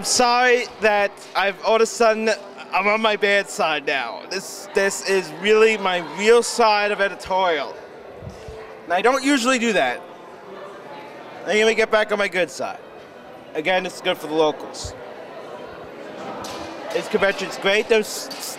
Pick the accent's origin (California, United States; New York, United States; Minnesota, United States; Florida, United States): New York, United States; we're from New York